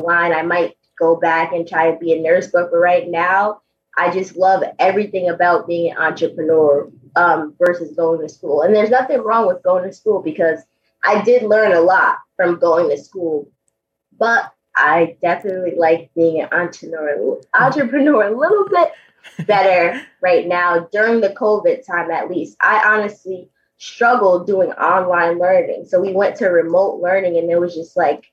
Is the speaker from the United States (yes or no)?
yes; Poughkeepsie, New York, United States; here in my hometown, Poughkeepsie, New York, at my high school track